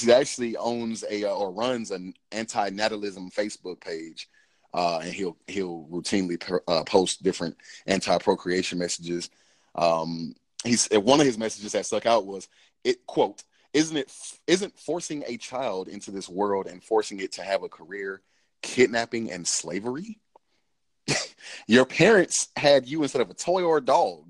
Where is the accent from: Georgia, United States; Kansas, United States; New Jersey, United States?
Georgia, United States; Cobb County; I'm from Cobb County